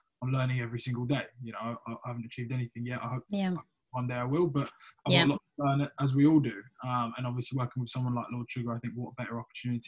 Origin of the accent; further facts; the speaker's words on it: Essex, East of England, United Kingdom; growing up in Essex, London